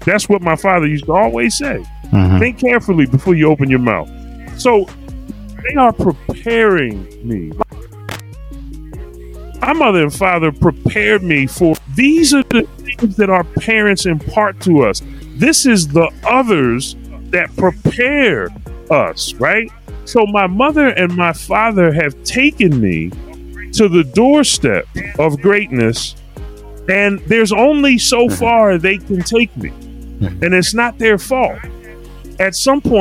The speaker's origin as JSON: {"language": "English", "town": "Philadelphia", "region": "Pennsylvania", "country": "United States", "tie": "born or raised there", "said": "I'm born and raised in Philly. a Germantown section of Philadelphia."}